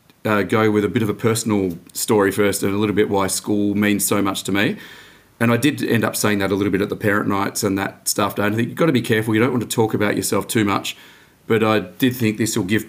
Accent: Dandenong, Victoria, Australia; I grew up out in Dandenong, working class suburb, just went to Dandenong High there

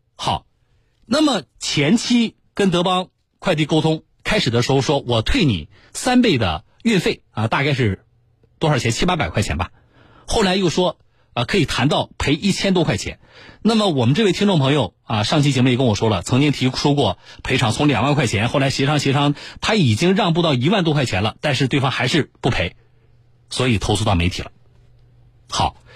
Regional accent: Jiangsu, China; 我们江苏人

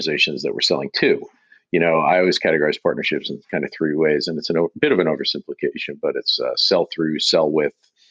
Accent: New York area, New Jersey, United States; moved away as an adult; now in Boston, United States; I'm originally from the New York area, North Jersey, to be specific.

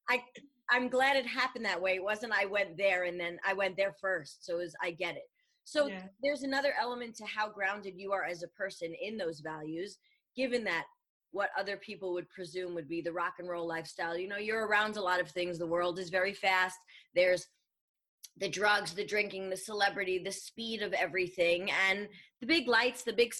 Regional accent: New York, United States; I'm a New Yorker

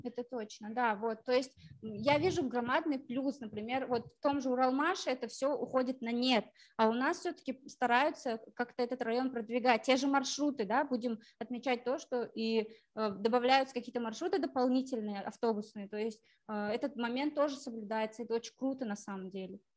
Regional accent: Ufa, Bashkortostan, Russia; мой родной город, ну, вот Уфа, да, я считаю его родным городом, малой родиной

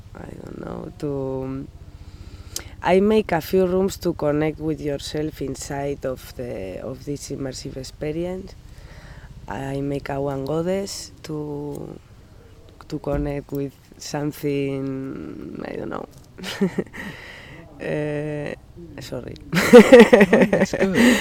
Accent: Pamplona, Navarre, Spain; English is a second language; moved away as an adult; now in Rockaway Park, United States; I am from Pamplona

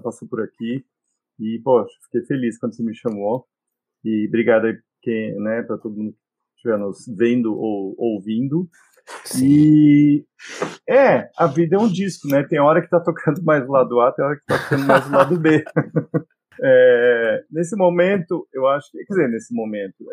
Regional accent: Brazil; also born or lived in England; Eu nasci na Inglaterra e com dois anos a família se mudou para o Brasil.

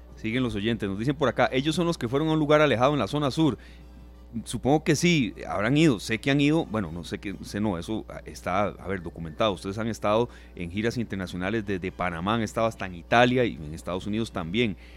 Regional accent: Costa Rica; soy costarricense

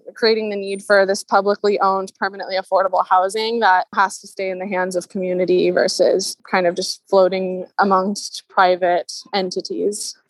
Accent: Seattle, Washington, United States; I grew up in Seattle in a like middle class homeowner family

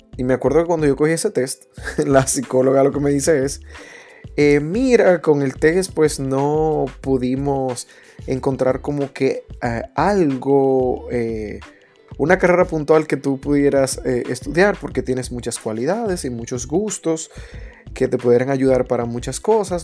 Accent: Santiago de los Caballeros, Santiago, Dominican Republic; en mi infancia en Santiago, que, es de la ciudad donde provengo

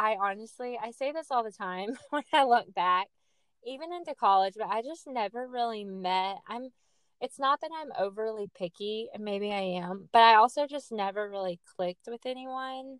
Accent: Jackson, Mississippi, United States; accent: Southern; I am a 28-year-old Southern gal, born and raised in Mississippi

